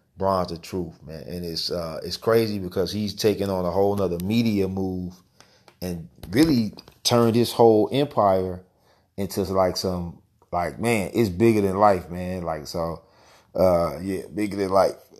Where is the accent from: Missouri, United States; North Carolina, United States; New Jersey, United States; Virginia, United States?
Missouri, United States; St. Louis; my hometown